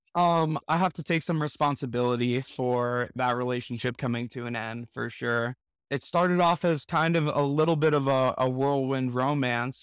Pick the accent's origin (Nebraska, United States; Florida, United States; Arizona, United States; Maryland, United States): Florida, United States; Miami; now in Denver, United States; I'm from Miami, Florida originally, residing in Denver